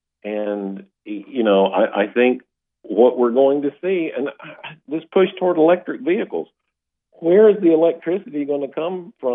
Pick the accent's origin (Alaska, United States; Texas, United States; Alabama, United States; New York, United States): Alabama, United States; North; where my hometown is, North Alabama.